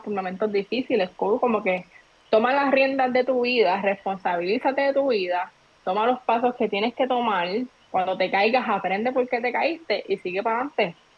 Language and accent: Spanish; Trujillo Alto, Puerto Rico; Yo soy de Trujillo Alto